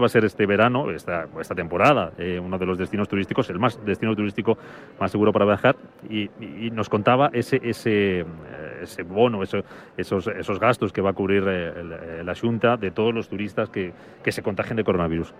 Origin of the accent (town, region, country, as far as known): Spain